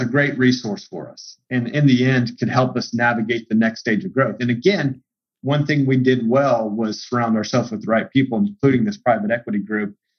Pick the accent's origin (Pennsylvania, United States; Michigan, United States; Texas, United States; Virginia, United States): Texas, United States; Central; growing up in Central Texas